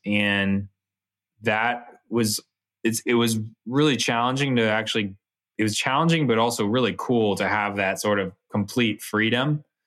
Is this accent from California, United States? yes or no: yes; Bay Area, California, United States; we're from the Bay Area